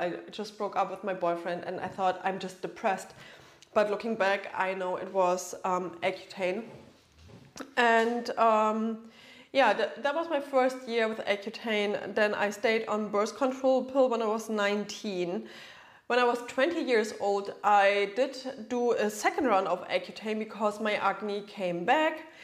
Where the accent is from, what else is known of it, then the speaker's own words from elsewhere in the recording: Germany; moved away as an adult; now in Florida, United States; I'm originally from Germany, right? But I live in Florida right now